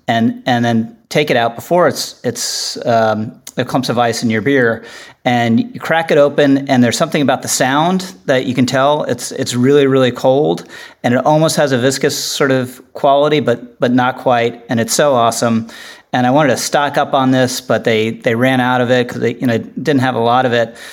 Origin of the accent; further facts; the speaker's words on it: Washington, District of Columbia, United States; growing up in Washington